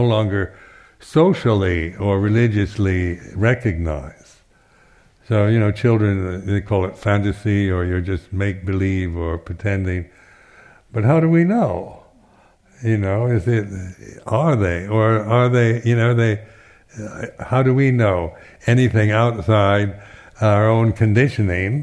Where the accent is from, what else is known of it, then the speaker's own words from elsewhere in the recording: United States; now in United Kingdom; being American